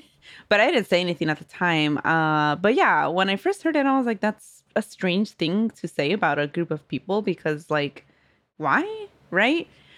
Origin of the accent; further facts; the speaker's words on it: California, United States; Growing up in California with only more Latino, Latina people, Black people, Asian people, not a lot of white people until we moved to Modesto, right?